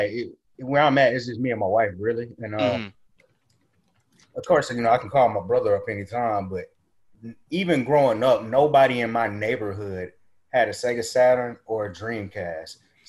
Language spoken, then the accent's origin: English; Biloxi, Mississippi, United States; I'm from Biloxi, Mississippi.